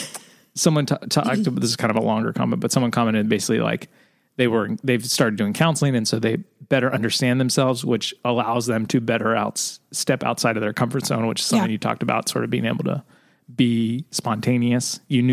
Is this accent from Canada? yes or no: yes; Alberta, Canada; I'm from Alberta, Canada.